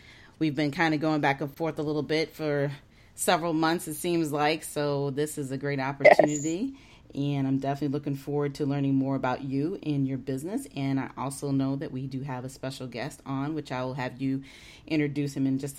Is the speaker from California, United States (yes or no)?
no; Davenport, Iowa, United States; now in Alexandria, United States; I'm originally from the Davenport, Iowa area, which is in the Midwest.